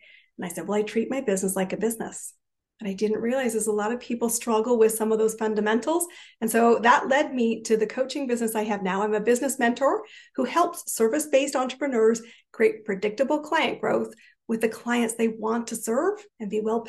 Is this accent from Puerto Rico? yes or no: no; Canada; I am a Canadian, and I actually have an interesting story because I've lived in 5 countries, 30 cities, some more than once.